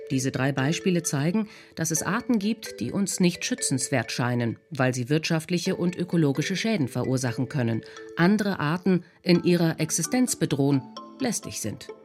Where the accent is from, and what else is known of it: Germany